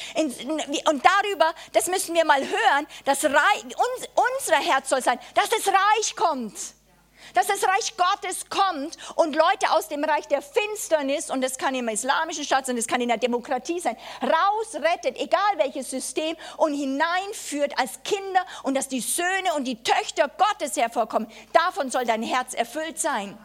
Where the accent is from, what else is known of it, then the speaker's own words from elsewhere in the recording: Germany; als Deutsche